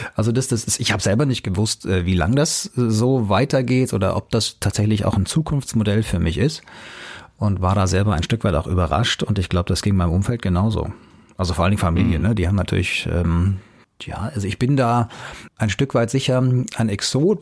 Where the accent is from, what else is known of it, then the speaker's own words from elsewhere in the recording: Hanau, Hesse, Germany; also born or lived in Munich; meine Heimatstadt Hanau in Hessen